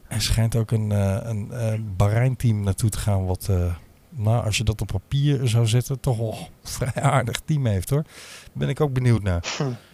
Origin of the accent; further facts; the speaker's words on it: Limburg, Netherlands; moved away; also born or lived in Amsterdam; als Limburger